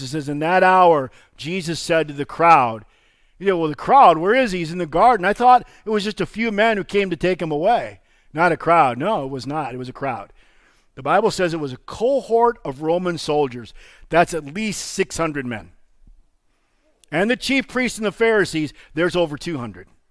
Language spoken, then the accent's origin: English; Illinois, United States; now in Janesville, United States; I grew up in Illinois. It's not my fault. That's where I was born